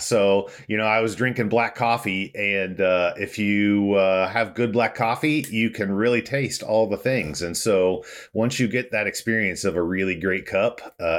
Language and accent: English; Indiana, United States; I live in the beautiful state of Indiana in Indianapolis. Happy Hoosier native.